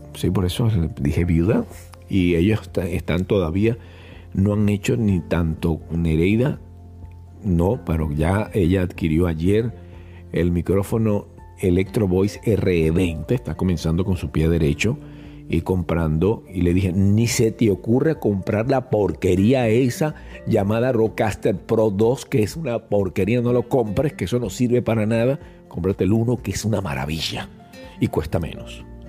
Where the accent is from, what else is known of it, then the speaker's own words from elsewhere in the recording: Venezuela; soy venezolano y eso se utiliza en Venezuela